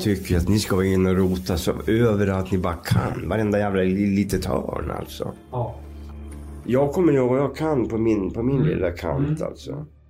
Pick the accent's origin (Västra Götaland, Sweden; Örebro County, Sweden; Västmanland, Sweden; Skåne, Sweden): Västmanland, Sweden; Skultuna; now in Visby, Sweden; vi är ju uppväxta i Skultuna då, utanför Västerås